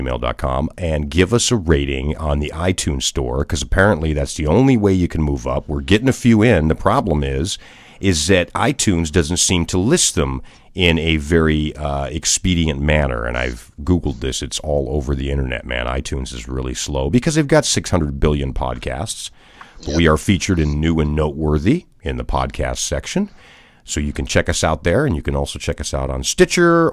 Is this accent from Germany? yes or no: yes; Germany; moved away; I was born in Germany